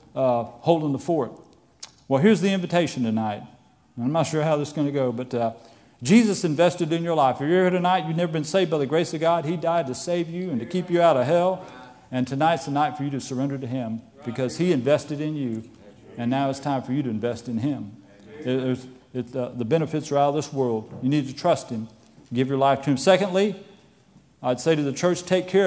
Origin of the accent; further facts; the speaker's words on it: Florida, United States; I grew up in Florida, and I had a pastor